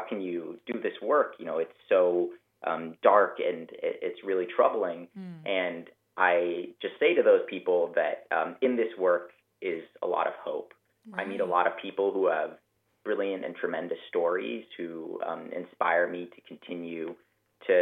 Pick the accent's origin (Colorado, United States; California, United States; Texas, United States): Colorado, United States; Denver; moved away as an adult; now in Montgomery, United States; I grew up in Denver, Colorado